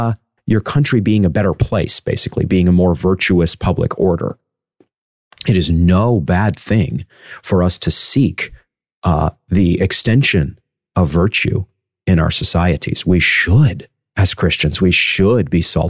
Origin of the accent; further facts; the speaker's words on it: United States; in my own country here, as an American citizen